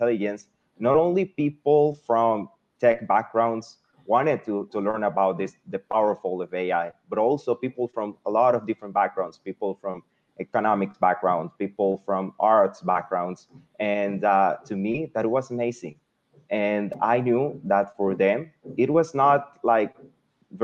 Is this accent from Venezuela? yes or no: yes; Venezuela; English is a second language; moved away as an adult; now in Mexico; I was born in Venezuela, but I decided to come to Mexico to do my bachelor's degree